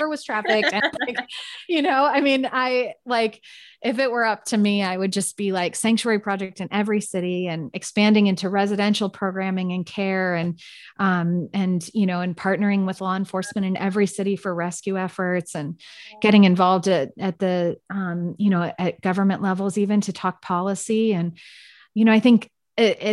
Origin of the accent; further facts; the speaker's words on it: San Francisco, California, United States; now in Austin, United States; I'm from San Francisco.